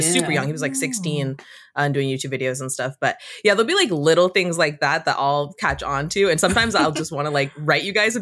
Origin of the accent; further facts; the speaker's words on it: California, United States; I'm from California. I'm second generation Cuban American.